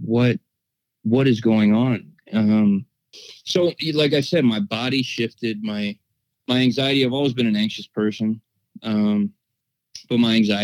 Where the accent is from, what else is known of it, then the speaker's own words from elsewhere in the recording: Ohio, United States; I'm from Ohio